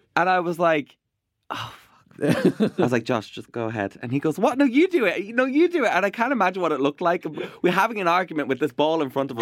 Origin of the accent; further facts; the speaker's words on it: Ireland; also born or lived in Iraq; I am an Irish Iraqi uh, broadcaster